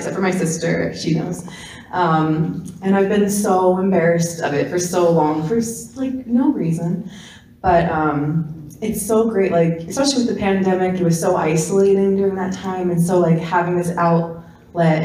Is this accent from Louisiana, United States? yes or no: no; Wall, New Jersey, United States; I'm from Jersey